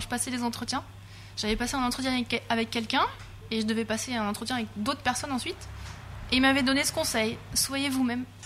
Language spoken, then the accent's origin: French; Lorraine, Grand Est, France; moved away as an adult; also born or lived in Rennes; Moi, je viens de Lorraine